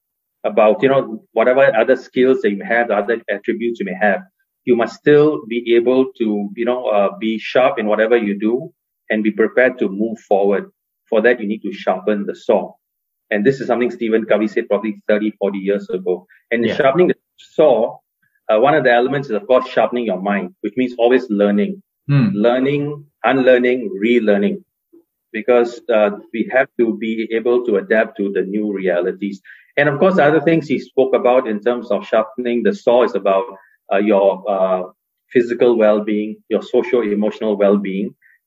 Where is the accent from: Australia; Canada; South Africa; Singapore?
Singapore; I had a chance of living and working in the US, Hong Kong, and my home country of Singapore. I live in Singapore now.